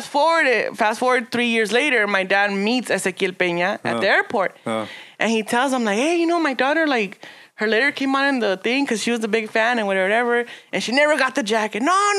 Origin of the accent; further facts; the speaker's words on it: California, United States; I'm from California.